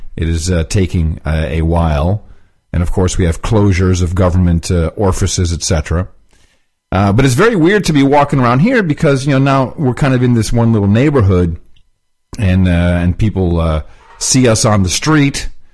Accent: Texas, United States; moved away; we're from Texas

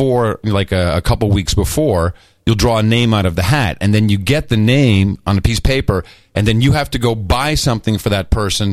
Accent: United States; I'm from America

